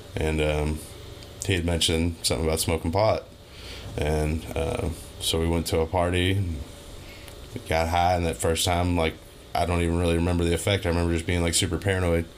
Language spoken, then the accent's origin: English; Louisville, Kentucky, United States; I've been in Louisville, Kentucky, my whole life, pretty much the J Town, Fern Creek, Hikes Point area. I've had like two houses growing up